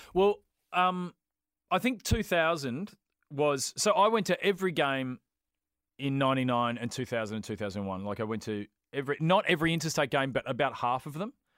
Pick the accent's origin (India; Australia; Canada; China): Australia; Brighton, Victoria; I grew up in Brighton